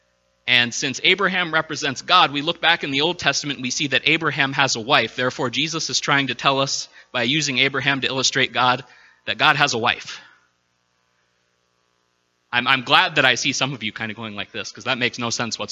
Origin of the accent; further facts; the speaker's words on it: Minnesota, United States; being a Minnesotan